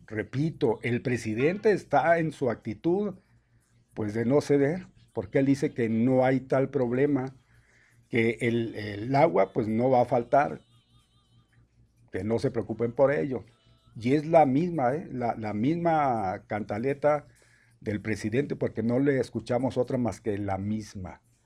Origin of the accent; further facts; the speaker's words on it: a small town in Chihuahua, Mexico; moved away; Es un pueblo chiquillo, pueblo chico.